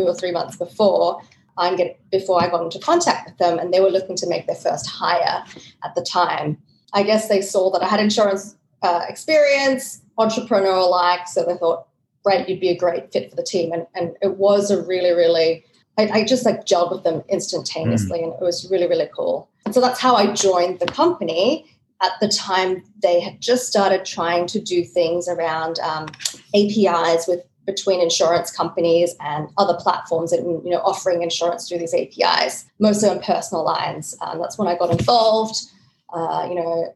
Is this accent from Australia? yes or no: yes; Australia; moved away as an adult; also born or lived in Sydney, Australia / Switzerland / Hong Kong; I'm from Australia, started the career in Sydney, moved to Switzerland, then I was in Hong Kong